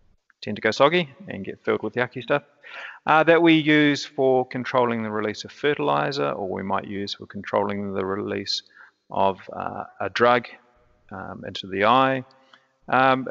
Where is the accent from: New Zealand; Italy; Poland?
New Zealand; Christchurch, Canterbury; I'm from Christchurch, New Zealand